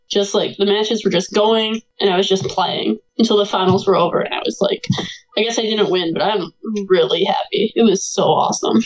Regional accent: Michigan, United States; I grew up here in the, Michigan area, like right where I am right now

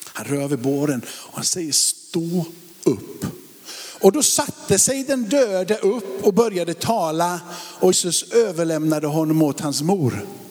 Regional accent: Sweden; vi är ju ändå svenskar och liksom bor i Sverige

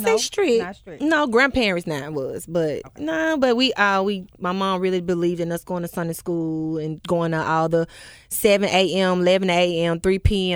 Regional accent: Memphis, Tennessee, United States; Born and raised in Whitehaven. West Haven Elementary. Jeter Junior High.

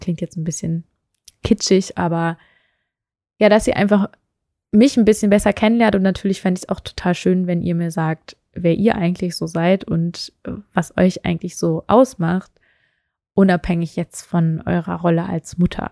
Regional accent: Meerbusch, North Rhine-Westphalia, Germany; moved away as an adult; also born or lived in Hannover / Stuttgart / Düsseldorf; now in Berlin, Germany; wir sind dann ins Rheinland gezogen, ähm, noch bevor ich eigentlich richtig in den Kindergarten gegangen bin und sind in die Nähe von Düsseldorf gezogen. Da gibt es eine wunderschöne Stadt, die Meerbusch heißt

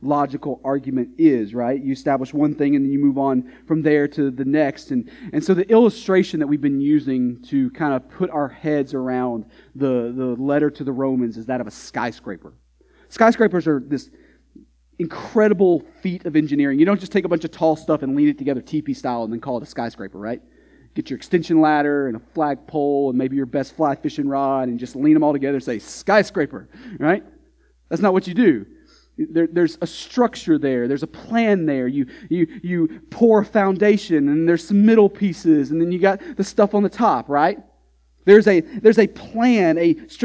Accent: Texas, United States; now in New England, United States; growing up in Texas

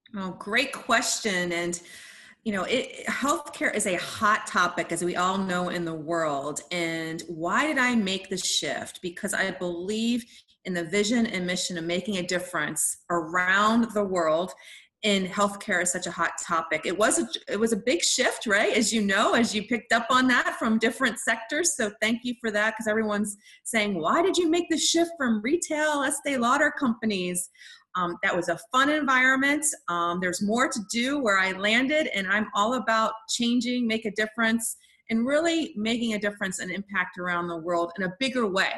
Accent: Washington, District of Columbia, United States; also born or lived in Italy; my family's from Italy and then Washington, D.C.

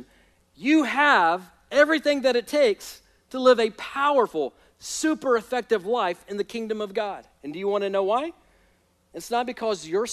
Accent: United States; also born or lived in Indonesia; I'm American

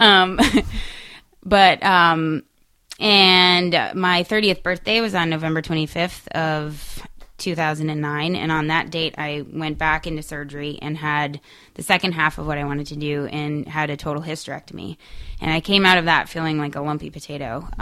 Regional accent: New England, United States; I'm from New England

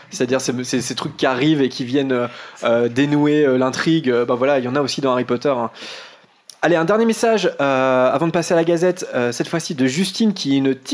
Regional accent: Vire, Normandy, France; Étant du côté de Vire, et eh ouais, de vivre donc en Normandie, c'est pas loin de, c'est pas loin de chez nous, à Caen.

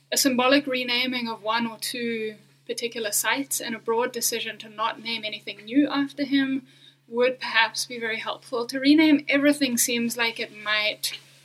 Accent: South Africa; I am a South African.

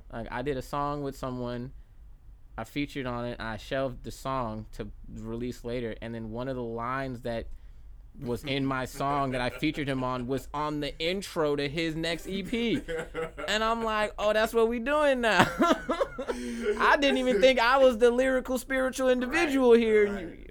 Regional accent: Jacksonville, Florida, United States; also born or lived in Bronx, New York; I was born in New York but I was raised here from since age five like right. so Duval is in my blood

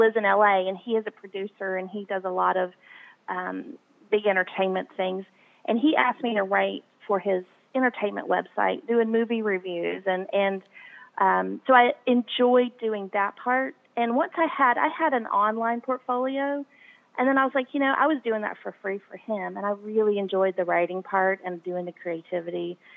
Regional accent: United States; also born or lived in New Zealand; I'm from America

